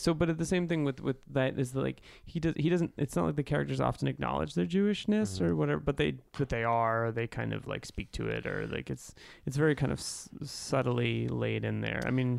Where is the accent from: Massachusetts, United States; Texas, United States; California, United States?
Massachusetts, United States; Boston; As an Irish Catholic from Boston